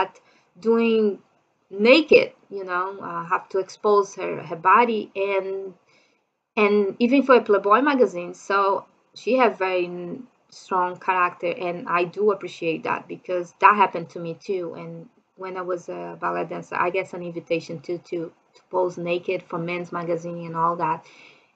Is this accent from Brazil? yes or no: yes; Brazil; English is a second language; I'm from Brazil